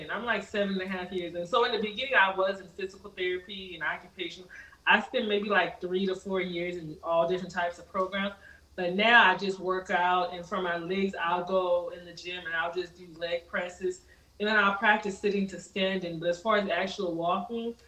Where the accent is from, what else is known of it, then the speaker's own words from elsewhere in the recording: California, United States; now in Atlanta, United States; I'm from California, currently living in Atlanta, Georgia, the dirty South